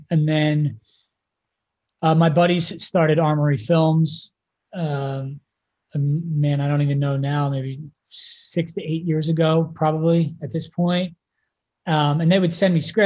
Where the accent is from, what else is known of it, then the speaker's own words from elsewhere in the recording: a small town outside of Philadelphia, Pennsylvania, United States; moved away; I grew up in a small town outside of Philadelphia